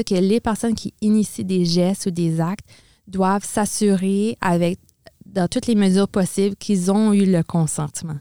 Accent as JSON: {"language": "French", "town": "Edmundston", "region": "New Brunswick", "country": "Canada", "tie": "born or raised there", "also_born_or_lived": "Quebec", "moved": "as an adult", "lives_now": "Moncton, Canada", "said": "je suis originaire d'Edmundston, au Nouveau-Brunswick, donc du nord du Nouveau-Brunswick."}